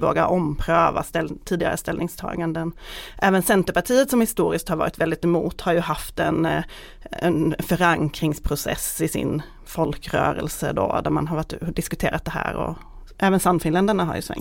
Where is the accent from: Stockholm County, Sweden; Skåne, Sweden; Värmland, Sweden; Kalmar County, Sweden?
Skåne, Sweden; jag är från Skåne